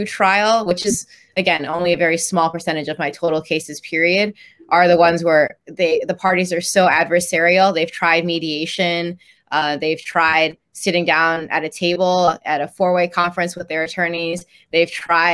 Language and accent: English; Chicago, Illinois, United States; also born or lived in Dallas, Texas; I was born in Dallas, but moved here pretty early on when I was around 4. So I've been in Chicago since then